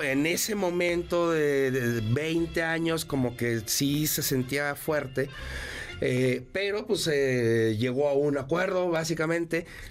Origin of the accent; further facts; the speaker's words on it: León, Guanajuato, Mexico; Yo crecí en León, Guanajuato.